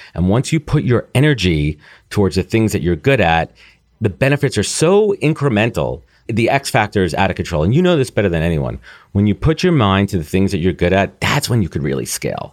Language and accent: English; New York City, New York, United States; Growing up in New York, living in New York, post-college living in New York for almost ten years